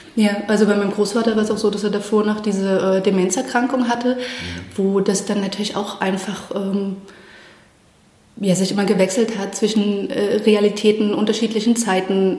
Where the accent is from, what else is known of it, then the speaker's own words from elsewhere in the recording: Chemnitz, Saxony, Germany; also born or lived in Halsbrücke; wir sind ja dann in Chemnitz aufgewachsen.